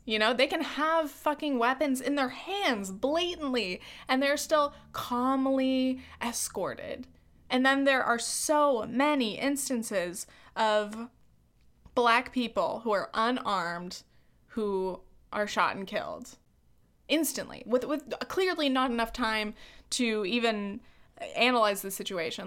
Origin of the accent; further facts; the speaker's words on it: California, United States; I'm a white woman from the United States. I'm from California.